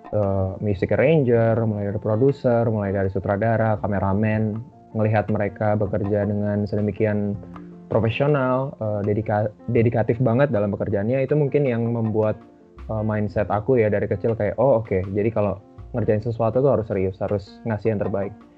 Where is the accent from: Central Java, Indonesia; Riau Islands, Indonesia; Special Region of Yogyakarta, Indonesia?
Riau Islands, Indonesia; Batam; moved away; aku dari kecil di Batam itu udah sering ikut lomba-lomba nyanyi